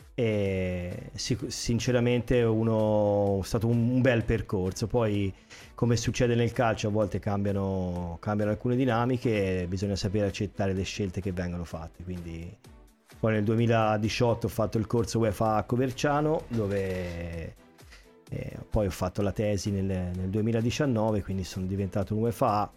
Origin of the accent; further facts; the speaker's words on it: Pisa, Tuscany, Italy; moved away as an adult; now in Sanremo, Italy; io come hai già detto te vengo dalla Toscana, da Pisa